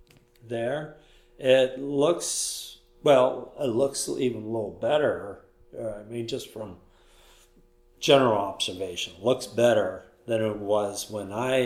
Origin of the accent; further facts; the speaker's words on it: Ohio, United States; moved away as an adult; now in Brooklyn, United States; I'm originally from Ohio. Mm-hmm. Moved to Brooklyn nearly, 13 years ago.